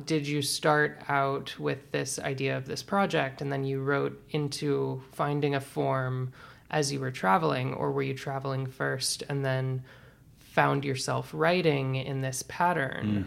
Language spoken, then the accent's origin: English; Birmingham, Alabama, United States; moved away; also born or lived in Georgia / Florida; I'm from Birmingham, Alabama.